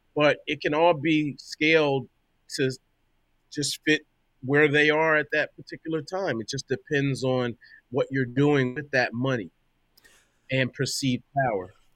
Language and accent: English; Delaware, United States; now in New York, United States; I'm from Delaware originally